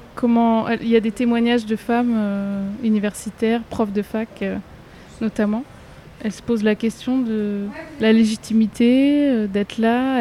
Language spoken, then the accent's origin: French; France; j'ai toujours grandi en métropole